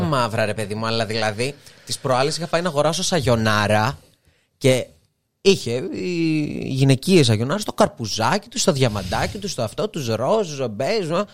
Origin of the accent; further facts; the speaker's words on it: Serres, Central Macedonia, Greece; moved away as an adult; also born or lived in Thessaloniki; now in Athens, Greece; σε μια πόλη σαν τις αίρες επαρχία